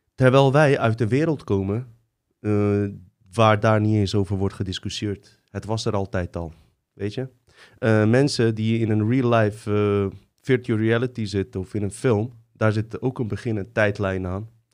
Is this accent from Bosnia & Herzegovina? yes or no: yes; Bosnia & Herzegovina; ik kom uit Bosnië.